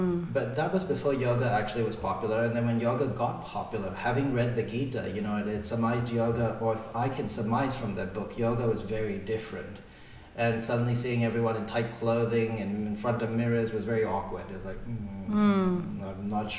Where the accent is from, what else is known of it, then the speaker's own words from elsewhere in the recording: Singapore; I grew up in Singapore